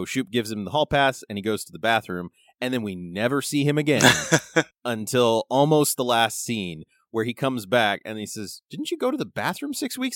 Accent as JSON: {"language": "English", "region": "California", "country": "United States", "moved": "yes", "lives_now": "Montana, United States", "said": "I'm from California"}